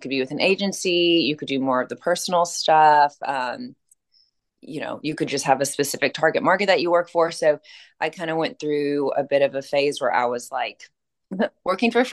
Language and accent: English; Western Kentucky, United States; moved away as an adult; now in Nashville, United States; I'm from a small town in Western Kentucky. So definitely did not grow up even knowing what the word like styling meant